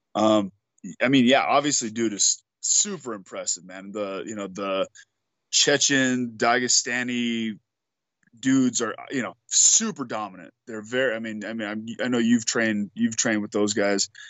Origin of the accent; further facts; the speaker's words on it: Albuquerque, New Mexico, United States; We're both from Albuquerque